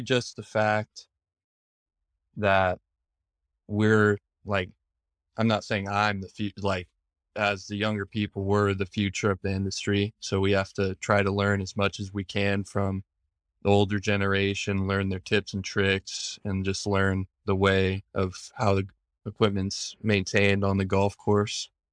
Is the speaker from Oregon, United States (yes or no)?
yes; Bandon, Oregon, United States; I grew up in Bandon